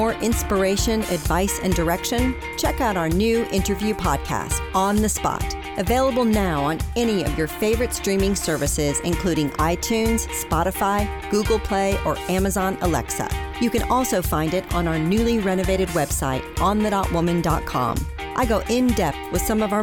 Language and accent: English; Midwest, United States; I'm from the Midwest